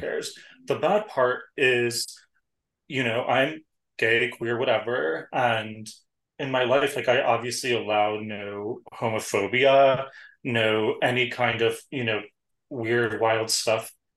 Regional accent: New York City, New York, United States; I'm a New Yorker

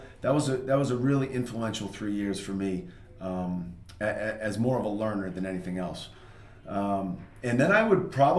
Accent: North Andover, Massachusetts, United States; I grew up in North Andover. That's obviously the tie that I have to the Youth Center. And I had a great experience growing up in North Andover Public Schools. Went to Atkinson Elementary, North Andover Middle School, and then through the high school.

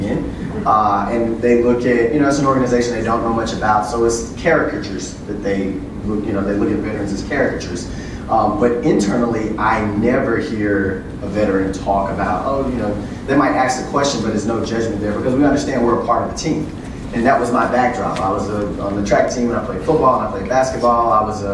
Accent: Louisiana, United States; I'm from Louisiana

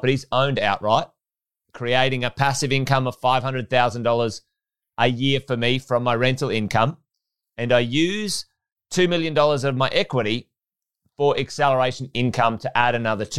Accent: Charters Towers, Queensland, Australia; also born or lived in Pentland; I was born in Charters Towers in Far North Queensland. Grew up in Charters in Pentland

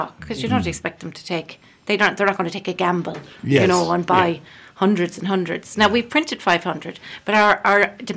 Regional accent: Scotland, United Kingdom; also born or lived in Wexford, Ireland; now in Killaloe, Ireland; when I was from Scotland

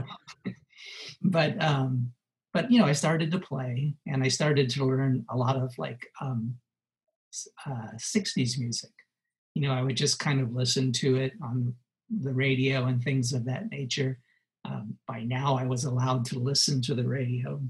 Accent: Los Angeles, California, United States; I grew up in Los Angeles

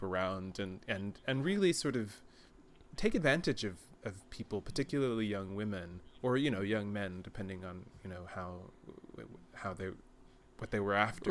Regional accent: Texas, United States; now in Germany; I grew up in Texas as well

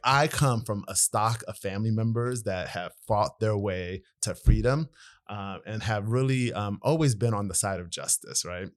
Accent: Maryland, United States; moved away as an adult; also born or lived in Eritrea; now in Iowa, United States; We grew up in Maryland

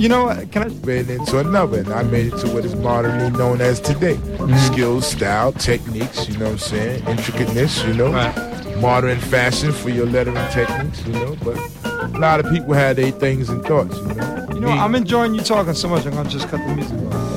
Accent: New York City, New York, United States; also born or lived in Harlem; when I was a kid growing up in the Bronx

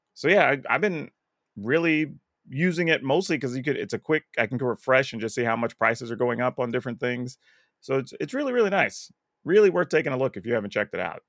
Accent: United States; as an American

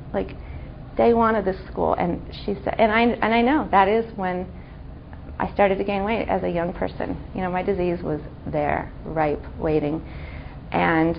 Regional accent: Santa Monica, California, United States; I grew up in Los Angeles. I grew up in Santa Monica

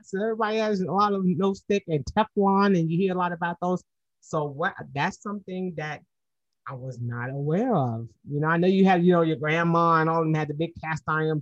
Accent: New York, United States; now in Georgia, United States; my grandmother was born here in Georgia, and I'm even though I'm from New York

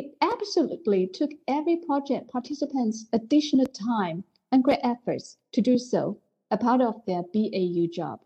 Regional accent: China; I grew up and work in China, where there is a saying, women hold up half of the world

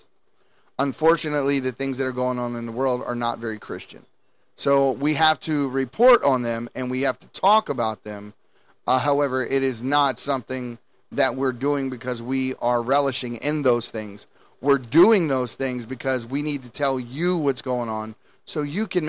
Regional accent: Baltimore, Maryland, United States; I was born and raised in Baltimore City.

